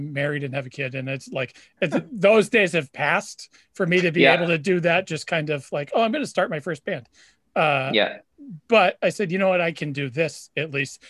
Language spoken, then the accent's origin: English; Nashua, New Hampshire, United States; moved away as an adult; now in Wakefield, Massachusetts, United States; I born and raised in Nashua. My parents still live there. I live in Wakefield, Massachusetts now, but but at least Nashua was sort of a city.